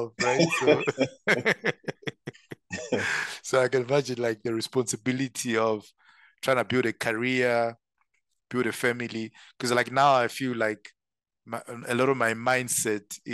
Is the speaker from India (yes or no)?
no; Zimbabwe; moved away as an adult; also born or lived in Zambia; now in South Africa; So born and bred in Zim. So I'm Zimbabwean by birth. I did all my schooling there